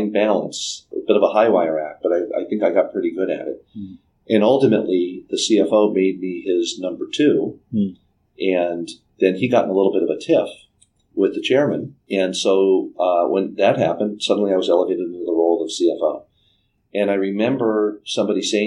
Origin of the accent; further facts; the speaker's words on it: Southern California, United States; also born or lived in United Kingdom; I grew up in Southern California